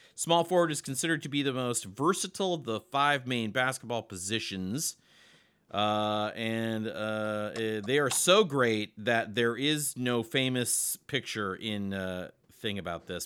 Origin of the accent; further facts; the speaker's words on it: Nebraska, United States; We're both from Nebraska.